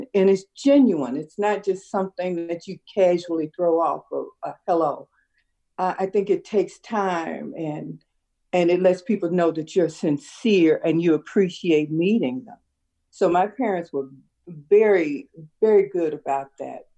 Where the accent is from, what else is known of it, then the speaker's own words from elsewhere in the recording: Chicago, Illinois, United States; also born or lived in South Side, Chicago; I'm very proud of my West Side upbringing.